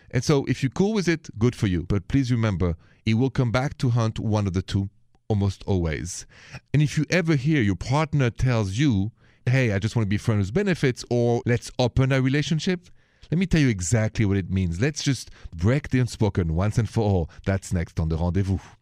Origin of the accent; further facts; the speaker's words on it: France; accent: French; English is a second language; my accent, if it's the first time you're joining the show, is French.